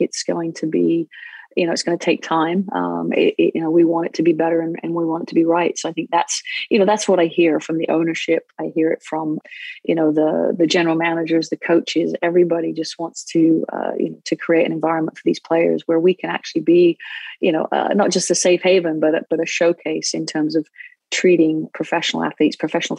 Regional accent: England, United Kingdom; now in United States; Well, I grew up in England, where it is, it's known as football most around the world, except America, actually.

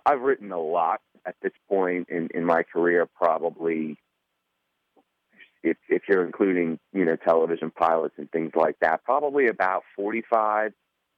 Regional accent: Miami, Florida, United States; I'm from Miami

